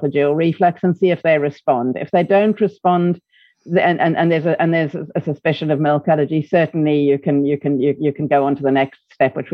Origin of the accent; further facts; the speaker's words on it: South Africa; accent: South African; moved away as an adult; now in United Kingdom; From my South African accent, you can probably hear that I didn't come from the UK originally